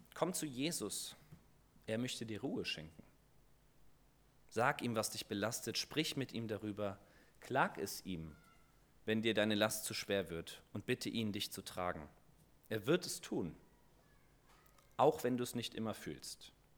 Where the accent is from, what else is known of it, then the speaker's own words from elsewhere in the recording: Germany; als Deutsche